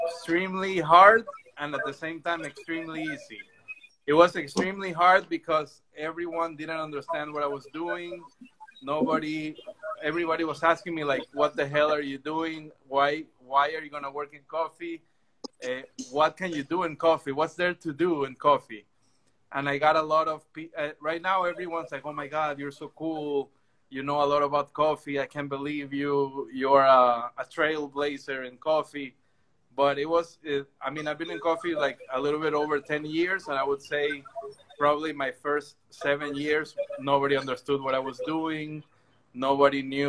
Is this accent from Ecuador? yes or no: yes; Ecuador; also born or lived in Melbourne, Australia; I'm actually from Ecuador